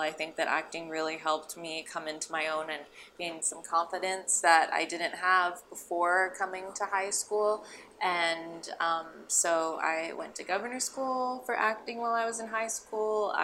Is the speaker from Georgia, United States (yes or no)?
no; Alexandria, Virginia, United States; now in Los Angeles, United States; I grew up in Alexandria, Virginia, so just outside of DC